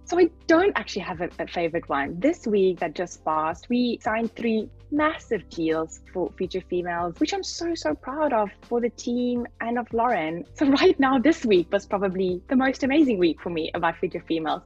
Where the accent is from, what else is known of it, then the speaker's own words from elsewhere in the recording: Namibia; I come from Namibia.